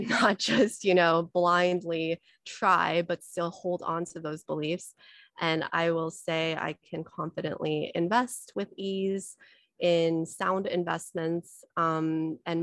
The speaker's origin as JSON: {"language": "English", "country": "United States", "tie": "born or raised there", "also_born_or_lived": "China", "said": "I was born in China, but we immigrated to America. So I grew up with a lot of scarcity mindset"}